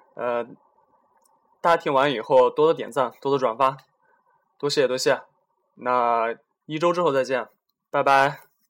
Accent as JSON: {"language": "Chinese", "country": "China", "said": "我们中国人还有拜斯坦人的连假劳动力现在越来越多的对世界大工厂产生了严重的冲击"}